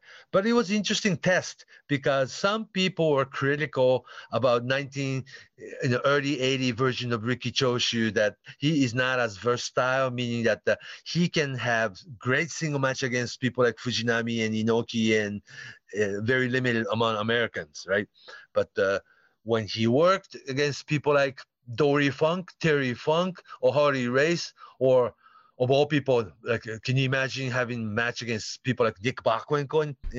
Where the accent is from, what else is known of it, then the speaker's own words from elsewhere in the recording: Aoyama, Tokyo, Japan; anyhow, so I grew up in Aoyama, so I don't know how just like how big of a deal NWA World Title match was